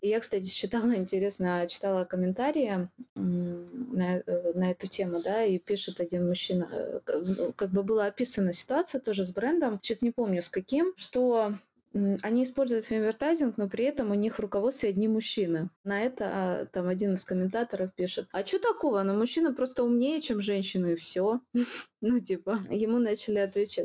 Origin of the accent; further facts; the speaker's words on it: Ukraine; я украинка